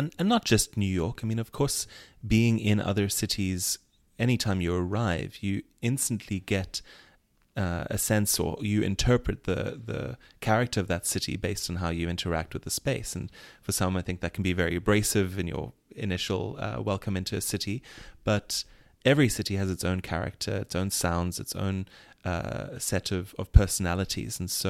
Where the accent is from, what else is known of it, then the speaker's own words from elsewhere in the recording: South Africa; as a South African, there's a whole set of fraught identities and activities that you have to take on as a resident or a citizen.